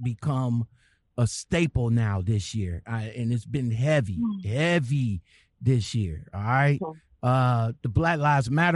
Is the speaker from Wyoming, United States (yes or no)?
no; Cleveland, Ohio, United States; this is from my hometown.